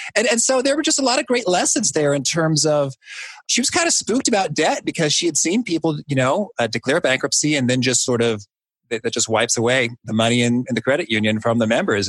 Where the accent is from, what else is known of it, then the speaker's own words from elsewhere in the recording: Danville, Illinois, United States; my hometown of Danville, Illinois